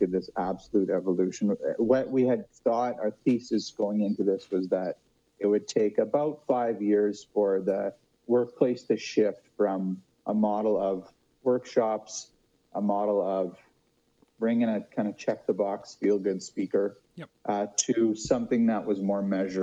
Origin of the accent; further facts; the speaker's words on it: Saskatchewan, Canada; also born or lived in Toronto; I'm from Saskatchewan